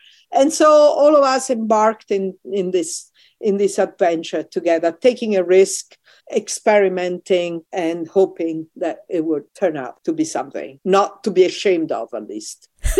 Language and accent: English; United States; And I am also American, so I feel this is my other home and I defend it with all my might.